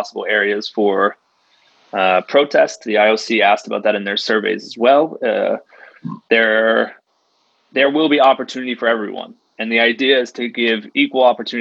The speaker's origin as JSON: {"language": "English", "country": "United States", "said": "the feelings I have as an American athlete"}